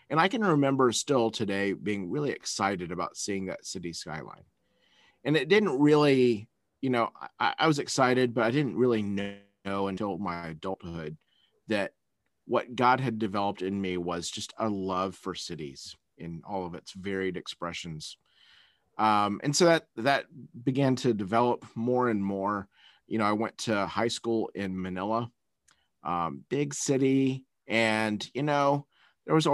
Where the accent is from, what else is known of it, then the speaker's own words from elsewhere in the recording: Taiwan; also born or lived in Malaysia / Philippines / United States; I was born in Taiwan and raised in in Asia primarily, um, Taiwan, Malaysia, Philippines, um, and then went to college back in the States